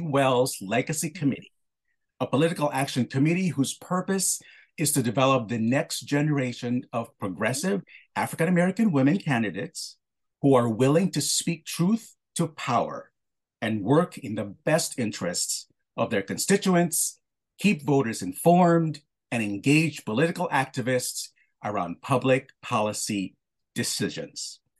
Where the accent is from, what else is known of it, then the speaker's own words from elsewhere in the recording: Philippines; I was born in the Philippines and, uh, you know, I, I come from a very close-knit family. And what I was taught growing up is that I should be humble